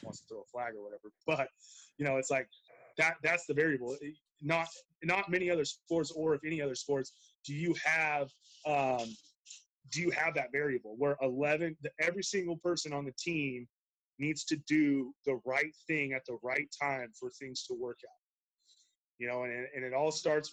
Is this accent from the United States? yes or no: yes; Treasure Valley, Idaho, United States; also born or lived in Montana; I was born and raised in the Treasure Valley